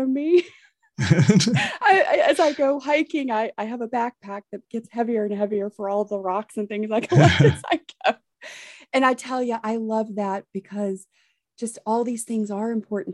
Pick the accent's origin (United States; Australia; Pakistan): United States; the South; I'm from the South